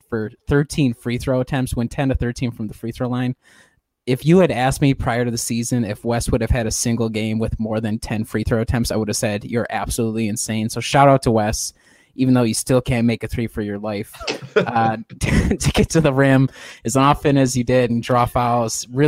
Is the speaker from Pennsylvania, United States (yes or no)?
no; Southeast Wisconsin, United States; born or raised there; also born or lived in Chicago area, Illinois